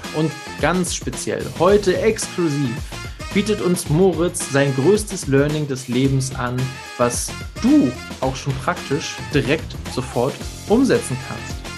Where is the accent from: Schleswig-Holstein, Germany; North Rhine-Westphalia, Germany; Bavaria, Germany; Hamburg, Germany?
Hamburg, Germany; ich als gebürtiger Hamburger